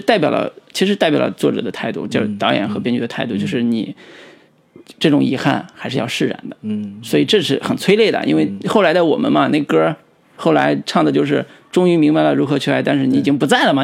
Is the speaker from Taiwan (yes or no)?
no; China; 我们中国人